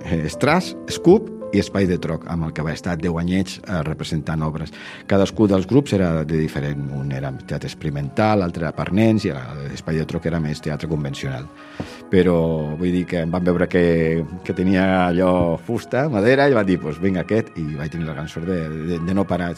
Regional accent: Tarragona, Catalonia, Spain; jo sóc de Tarragona

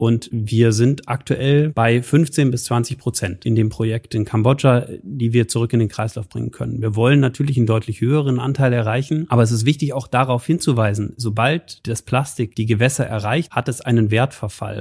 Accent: Munich, Bavaria, Germany; now in Aachen, Germany; Ich bin aus München

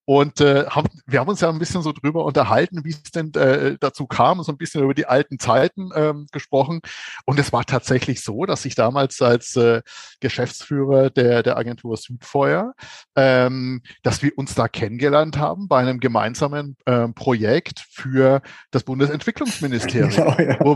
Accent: Bavaria, Germany; ich bin ja Franke. So, das heißt, ähm, als Franke hat man ja eine genetisch ähm, veranlagte Neigung ähm, zum Hopfenkaltgetränk.

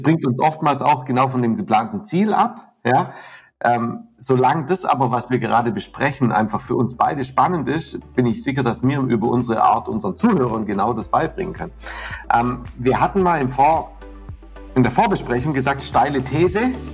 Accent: Southern Germany, Germany; also born or lived in Lake Constance; bei uns in Süddeutschland

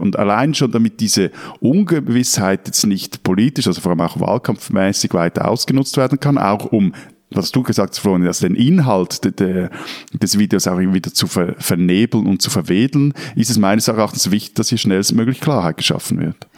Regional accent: Switzerland; bei uns in der Schweiz

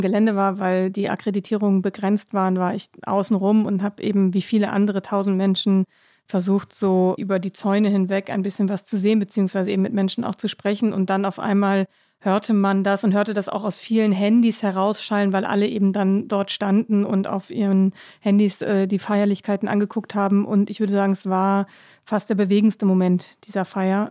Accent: Northern Germany, Germany; moved away as an adult; now in Washington, D.C., United States; Ich als Norddeutsche

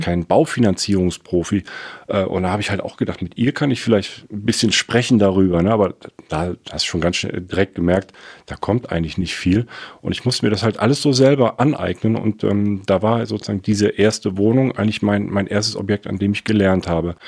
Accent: Cologne, North Rhine-Westphalia, Germany; moved away as an adult; also born or lived in Frankfurt; Ich komme aus Köln. Ich bin in Köln aufgewachsen, auf der, auf der rechten Rheinseite

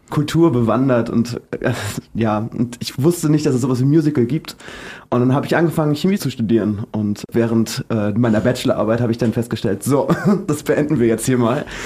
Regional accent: Rostock, Mecklenburg-Vorpommern, Germany; moved away as an adult; now in Berlin, Germany; Nee, ich wohne jetzt ähm, seit zehn Jahren in Berlin. Ich komme eigentlich aus Rostock.

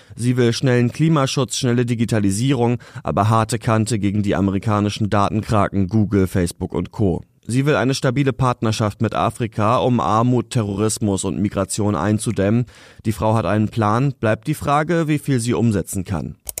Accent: Germany; bei uns in Deutschland

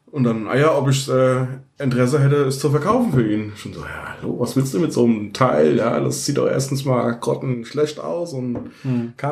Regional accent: Heidesheim, Rhineland-Palatinate, Germany; also born or lived in near Mainz; Ja, gebürtig aus der Nähe von Mainz. Aufgewachsen im wunderschönen Heidesheim am Rhein.

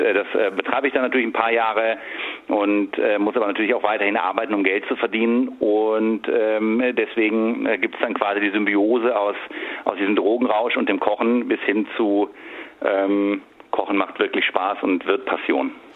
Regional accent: Sinzig, Rhineland-Palatinate, Germany; moved away as an adult; also born or lived in Berlin; in Sinzig, wo ich herkomme

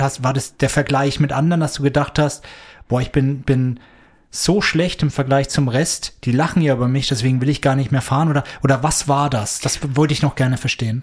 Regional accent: near Nuremberg, Bavaria, Germany; moved away; Ich komme aus der Nähe von Nürnberg ursprünglich.

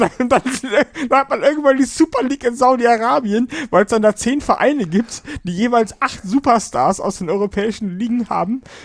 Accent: Germany; bei uns in Deutschland

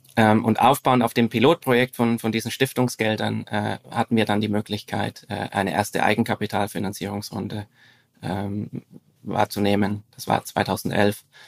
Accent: Franconian Switzerland, northern Bavaria, Germany; moved away as an adult; now in Zurich, Switzerland; ich bin in äh, Deutschland aufgewachsen, im Süden. Mhm. Im, im, Im Norden des Südens, also in, äh, in der fränkischen Schweiz, das ist der, der nördliche Teil von Bayern

